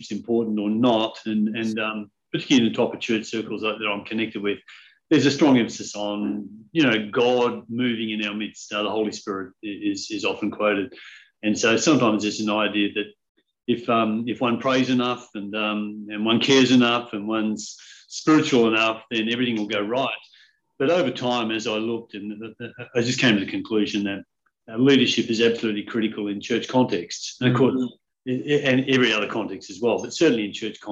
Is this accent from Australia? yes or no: yes; Perth, Western Australia, Australia; moved away; also born or lived in Collie, Western Australia; I grew up in Perth. In fact, I grew up initially in a country town in the southwest of Western Australia called Collie, but then mostly in Perth.